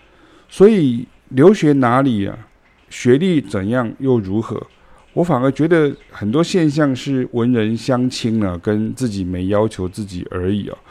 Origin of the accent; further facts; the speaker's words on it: Taiwan; 因为我们是台湾人到欧洲学爵士乐的第一人跟第二人呢、